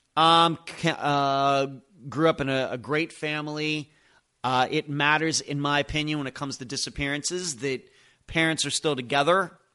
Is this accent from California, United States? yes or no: no; Lynchburg, Pennsylvania, United States; also born or lived in Madeira Beach, Florida; now in Clearwater Beach, United States; where I grew up in Lynchburg, Pennsylvania